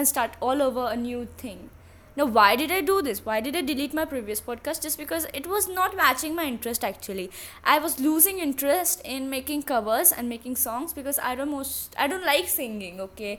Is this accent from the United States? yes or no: no; India; I'm from India